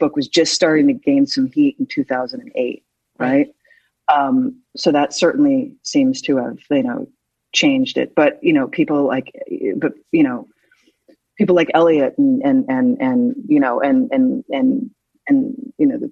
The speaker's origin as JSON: {"language": "English", "town": "Philadelphia", "region": "Pennsylvania", "country": "United States", "tie": "born or raised there", "also_born_or_lived": "New York", "moved": "yes", "said": "I'm from Philly. So I was very proud of my hometown"}